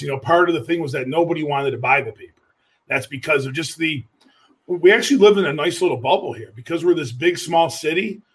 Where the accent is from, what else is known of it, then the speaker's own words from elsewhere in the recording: Buffalo, New York, United States; moved away as an adult; now in Youngstown, United States; I am a Buffalo native